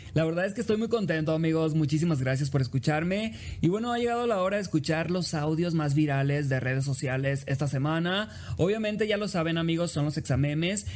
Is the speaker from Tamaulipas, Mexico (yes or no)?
no; Los Mochis, Sinaloa, Mexico; now in Mexico City, Mexico; soy originario, amigos, de Los Mochis, Sinaloa